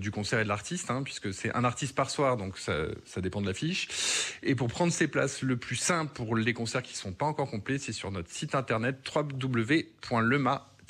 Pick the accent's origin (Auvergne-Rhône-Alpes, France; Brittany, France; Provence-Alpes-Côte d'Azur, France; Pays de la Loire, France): Provence-Alpes-Côte d'Azur, France; Fréjus; born there; Je suis né à Fréjus